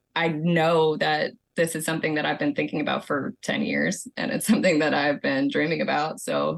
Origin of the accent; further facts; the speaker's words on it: Savannah, Georgia, United States; I am from the Savannah, Georgia area.